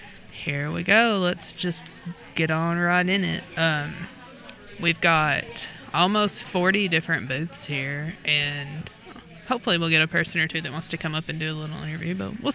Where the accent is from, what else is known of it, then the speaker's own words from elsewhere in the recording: Kentucky, United States; we're good little Kentuckians.